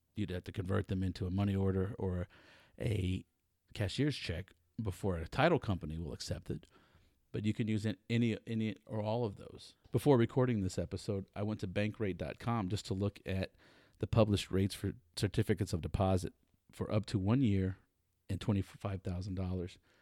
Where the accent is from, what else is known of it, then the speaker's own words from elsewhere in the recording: Texas, United States; I'm a Texan, and as most Texans, I believe that Texas is the center of the universe